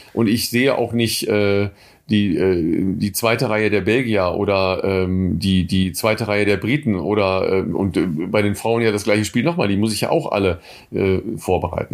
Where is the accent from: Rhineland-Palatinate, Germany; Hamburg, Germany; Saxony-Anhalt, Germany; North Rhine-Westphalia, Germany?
North Rhine-Westphalia, Germany; home town ten kilometres from Coesfeld; das ist äh, zehn Kilometer von meinem Heimatort entfernt